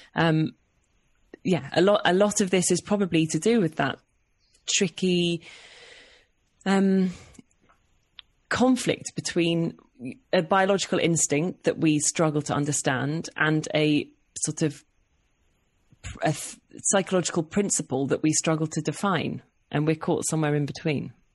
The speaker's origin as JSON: {"language": "English", "town": "Oxford", "region": "South East England", "country": "United Kingdom", "tie": "born or raised there", "also_born_or_lived": "London", "said": "But I was born in London and then we moved to Oxford when I was about four. And then, yeah, so I, I grew up in Oxford"}